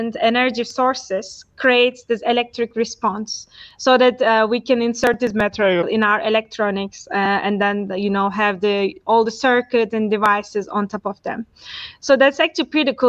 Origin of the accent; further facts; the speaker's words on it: Turkey; moved away as an adult; also born or lived in Istanbul, Turkey; now in Zurich, Switzerland; I'm from Turkey. So I did my primary and high school in Turkey, and then my bachelor Turkey as well